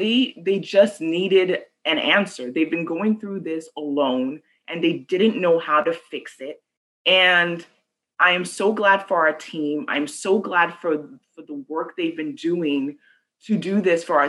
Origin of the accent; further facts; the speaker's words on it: Nigeria; now in San Antonio, United States; I'm from Nigeria